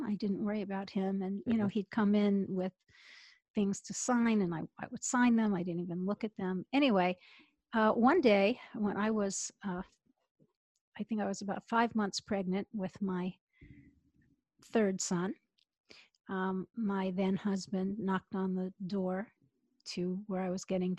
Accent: United States; born there; now in Atlanta, United States; I'm in Atlanta, Georgia.

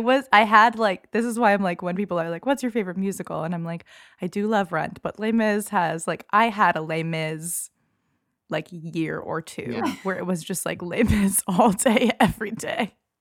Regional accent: Boston, Massachusetts, United States; Like I'm from Boston

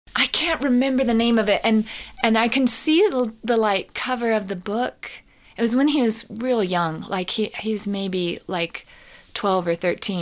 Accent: Colorado, United States; I grew up in Colorado

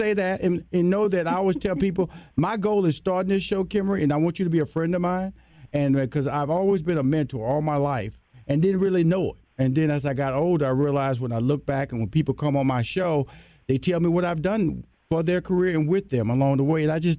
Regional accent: Houston, Texas, United States; She's a Los Angeles native. I'm from Houston, Texas, a Southern boy, West Coast girl.

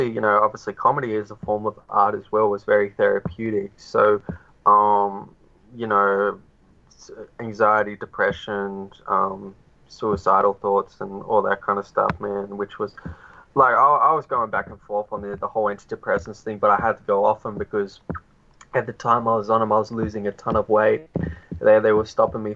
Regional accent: Australia; I'm Australian

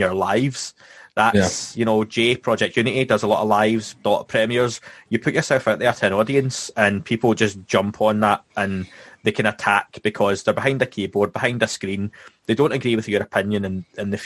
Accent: Scotland, United Kingdom; my background and where I'm from Scotland

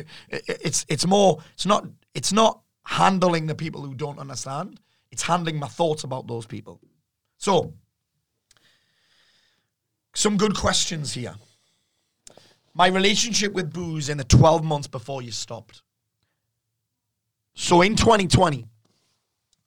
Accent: the Northeast, North East England, United Kingdom; the environment that I'm from the Northeast

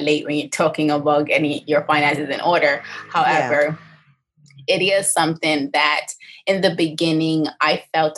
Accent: Bermuda; born and raised here in Bermuda, I spent most of my life on the east end of the island between St. George's, St. David's, and Crawl Bay, Hamilton Parish

